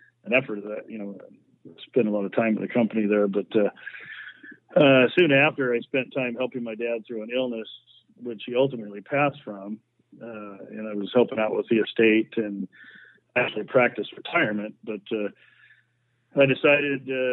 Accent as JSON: {"language": "English", "town": "Carnation", "region": "Washington", "country": "United States", "tie": "born or raised there", "also_born_or_lived": "South Bend, Washington", "said": "I'm originally from rural King County. I grew up in the Snoqualmie Valley near Carnation, Washington"}